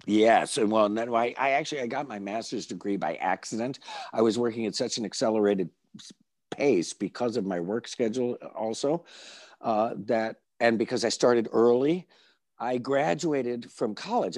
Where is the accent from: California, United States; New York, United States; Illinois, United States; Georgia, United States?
New York, United States; Binghamton; I grew up in the Wonder Years in Binghamton, New York.